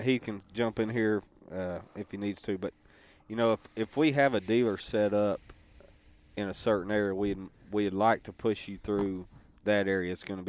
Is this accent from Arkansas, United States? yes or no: yes; Stuttgart, Arkansas, United States; Hey, we're from Stuttgart, Central Arkansas.